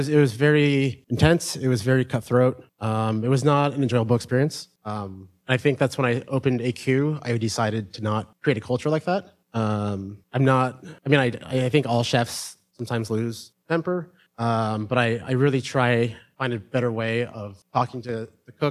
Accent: San Francisco, California, United States; also born or lived in New York; I came from San Francisco and I moved to New York to go cook. And I was always like a California kid to them

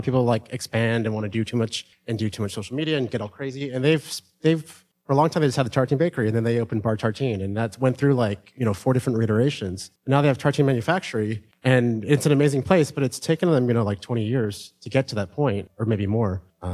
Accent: San Francisco, California, United States; also born or lived in New York; I came from San Francisco and I moved to New York to go cook. And I was always like a California kid to them

